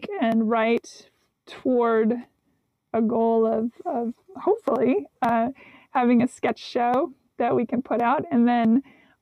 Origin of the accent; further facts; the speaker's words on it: Seattle, Washington, United States; also born or lived in Nashville; now in Los Angeles, United States; I was raised up in Seattle, the Pacific Northwest.